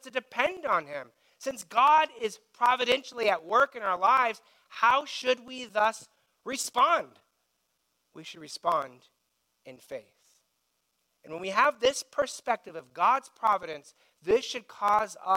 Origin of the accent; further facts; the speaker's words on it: United States; we feel as American citizens